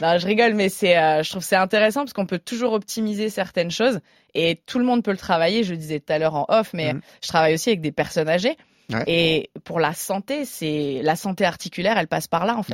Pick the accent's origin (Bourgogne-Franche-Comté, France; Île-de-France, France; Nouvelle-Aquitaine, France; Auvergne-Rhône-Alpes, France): Bourgogne-Franche-Comté, France; Burgundy; now in Paris, France; Moi, je suis originaire de Bourgogne à la base